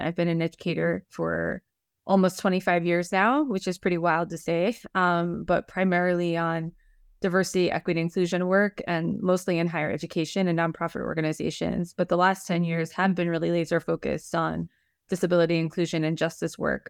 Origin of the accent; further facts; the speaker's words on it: New York City, New York, United States; now in New Jersey, United States; I like to say I'm from Manhattan